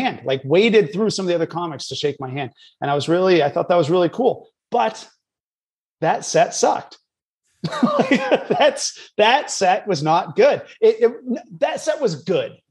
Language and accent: English; New Hampshire, United States; moved away as an adult; also born or lived in New York City / Boston; now in Los Angeles, United States; I'm born and raised in New Hampshire.